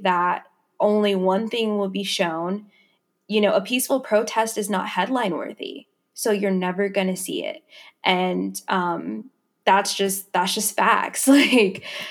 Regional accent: Dallas, Texas, United States; moved away; I'm from Dallas, Texas.

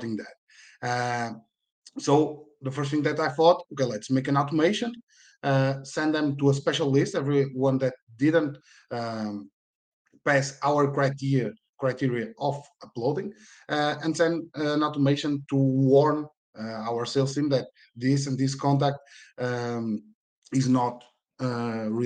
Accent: Porto, Norte, Portugal; I'm from Portugal, in Porto.

